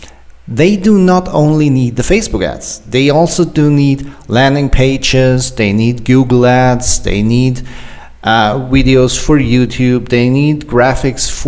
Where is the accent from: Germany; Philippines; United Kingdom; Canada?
Germany; I'm an entrepreneur from Germany